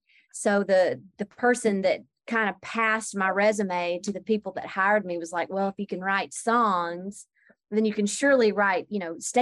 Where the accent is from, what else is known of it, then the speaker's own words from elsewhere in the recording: Georgia, United States; accent: Southern; Southwest Georgia.